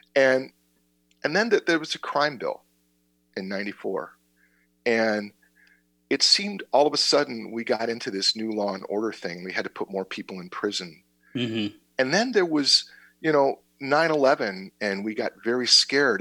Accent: Berwyn, Illinois, United States; now in Naperville, United States; I've lived in Naperville for a long time, and I grew up in Berwyn.

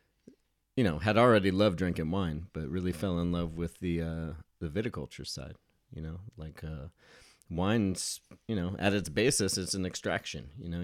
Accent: Colorado Springs, Colorado, United States; moved away; also born or lived in Aurora, Colorado / San Diego, California; I was born in Colorado Springs, Colorado.

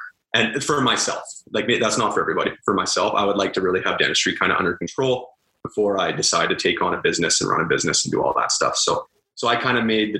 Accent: Calgary, Alberta, Canada; So I'm from Calgary, born and raised there.

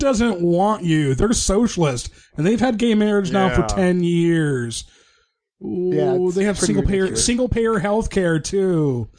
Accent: Michigan, United States; Jeff and I come from Michigan, which is, historically been a blue state. It's gotten much more purple in the last 10 or so years.

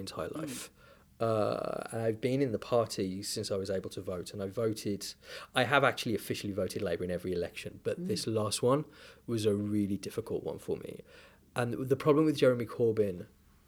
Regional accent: United Kingdom; I am a British diaspora Jew

